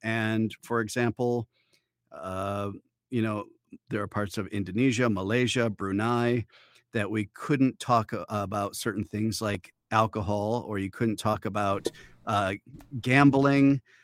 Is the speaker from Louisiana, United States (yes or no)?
no; Detroit, Michigan, United States; moved away as an adult; also born or lived in Upper Peninsula, Michigan / Hong Kong; now in Los Angeles, United States; Originally born in Michigan, raised in the, uh, outskirts just outside of Detroit, in the suburbs of Detroit